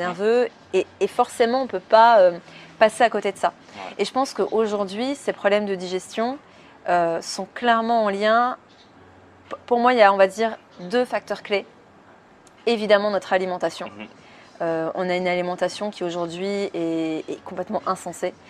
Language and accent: French; France; moved away as an adult; now in Switzerland; je suis française à la base. Mais du coup, je me suis installée en Suisse